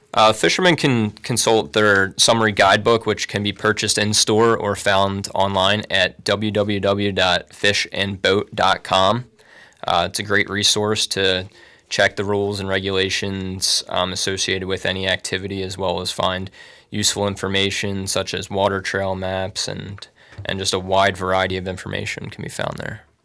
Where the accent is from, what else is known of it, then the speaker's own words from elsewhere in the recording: Bucks County, Pennsylvania, United States; now in Tunkhannock, United States; I'm originally from Bucks County